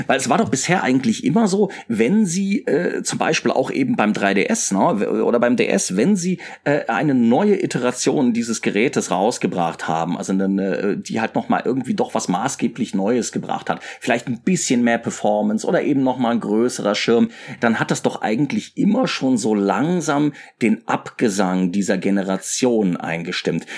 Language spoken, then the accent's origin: German; Mainz, Rhineland-Palatinate, Germany; moved away as an adult; ich bin ja in Mainz groß geworden